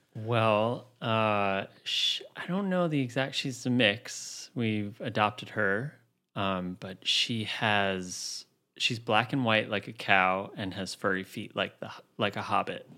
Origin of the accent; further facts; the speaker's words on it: New City, New York, United States; moved away as an adult; also born or lived in Queens, New York; now in Brooklyn, United States; I grew up in Rockland County, suburbs in New City.